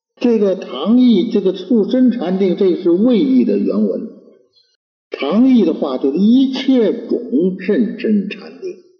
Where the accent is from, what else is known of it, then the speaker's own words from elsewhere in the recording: China; 我们中国人